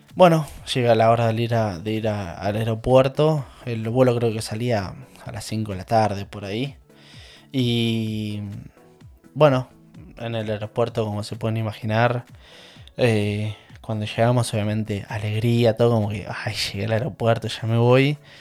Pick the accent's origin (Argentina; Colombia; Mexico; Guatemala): Argentina; La Plata, Buenos Aires Province; moved away as an adult; now in England, United Kingdom; Yo soy oriundo de La Plata, más precisamente de Manuel Gonet. A ver, mm, mis últimos 20 años me, crié en Gonet, entonces por eso para mí yo soy Gonet.